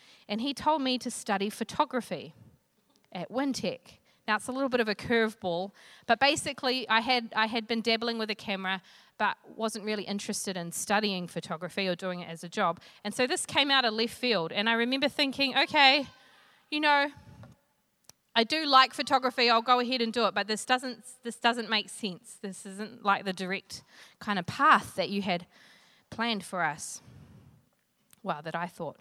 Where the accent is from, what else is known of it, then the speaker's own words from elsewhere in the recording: Flaxmere, Hawke's Bay, New Zealand; I come from Flaxmere in Hawke's Bay.